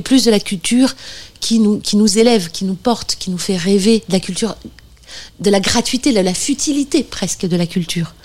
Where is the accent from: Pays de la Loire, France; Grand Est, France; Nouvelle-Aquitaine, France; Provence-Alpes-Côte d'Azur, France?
Nouvelle-Aquitaine, France; Bordeaux; Bordeaux, là d'où je viens, enfin la région bordelaise